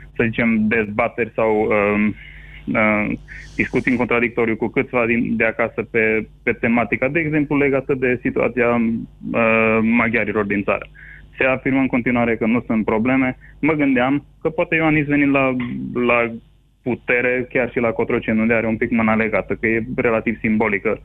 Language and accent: Romanian; Transylvania, Romania; moved away as an adult; also born or lived in California; now in Toronto, Canada; sunt ca și ardelean stabilit în străinătate